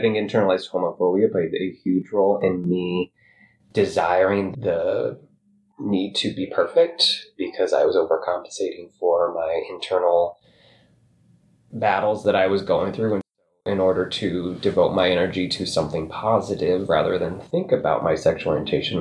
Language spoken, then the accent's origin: English; Pomeroy, Iowa, United States; also born or lived in Bondurant, Iowa; I grew up on a farm outside of a very tiny town in northwest Iowa called Pomeroy